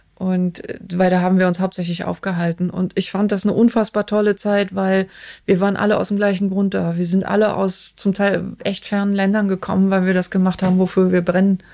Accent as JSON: {"language": "German", "area": "outside Cologne", "region": "North Rhine-Westphalia", "country": "Germany", "tie": "born or raised there", "said": "Ich bin außerhalb von Köln aufgewachsen und ähm, okay. so auf dem Dorf."}